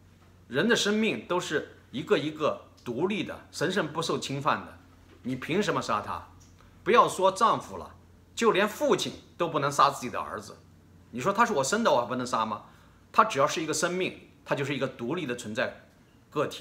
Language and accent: Chinese; China; 我相信作为一个中国人，一个华裔啊，不管是你在生活在什么地方